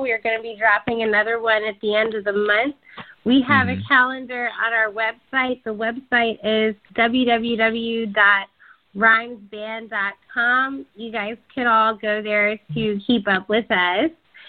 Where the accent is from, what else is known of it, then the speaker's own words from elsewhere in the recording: Bowie, Maryland, United States; Well, I grew up in Bowie.